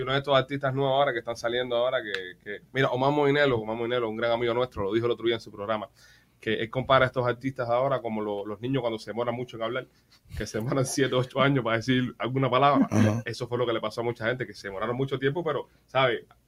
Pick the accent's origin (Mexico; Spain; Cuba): Cuba; a los cubanos nos llegó más